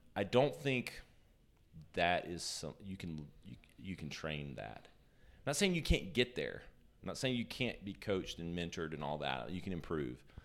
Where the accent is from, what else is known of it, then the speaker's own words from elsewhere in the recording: Greenville, South Carolina, United States; also born or lived in New York; I'm from Greenville, born and raised